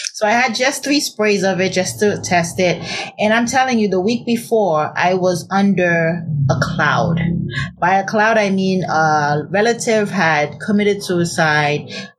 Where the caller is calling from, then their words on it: San Diego, California, United States; San Diego.